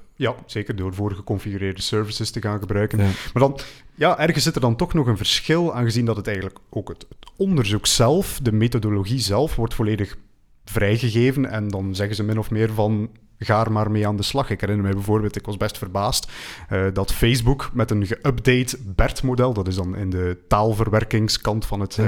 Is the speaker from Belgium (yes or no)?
yes; Belgium; wij als Belgen